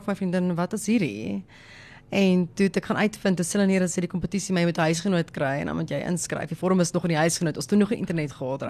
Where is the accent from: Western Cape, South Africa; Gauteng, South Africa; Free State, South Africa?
Gauteng, South Africa; Johannesburg; ek kom van Johannesburg af, so daar's dit maar meer Engels.